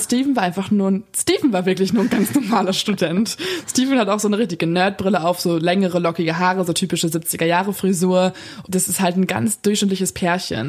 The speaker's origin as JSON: {"language": "German", "town": "Lippstadt", "region": "North Rhine-Westphalia", "country": "Germany", "said": "bei uns in Lippstadt"}